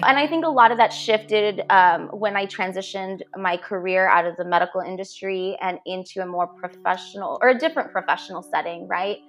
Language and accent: English; Weslaco, Texas, United States; also born or lived in McAllen, Texas / Monte Alto, Texas; I was born in McAllen, raised in Weslaco, uh, but I went to school for my formative years in uh, Monte Alto